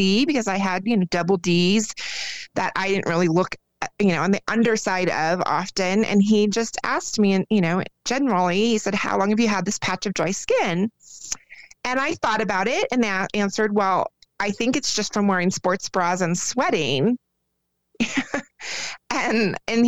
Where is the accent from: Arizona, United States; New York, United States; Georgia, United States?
Arizona, United States; moved away as an adult; now in Colorado, United States; I was born and raised in Arizona and then just recently moved to Colorado within the last 2 years.